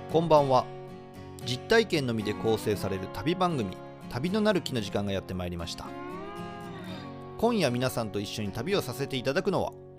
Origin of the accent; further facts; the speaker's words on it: Shiga, Japan; 僕は滋賀県出身